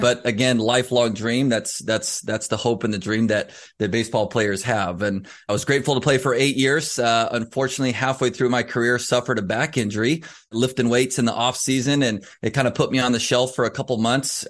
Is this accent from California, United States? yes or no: yes; Southern California, United States; Growing up in Southern California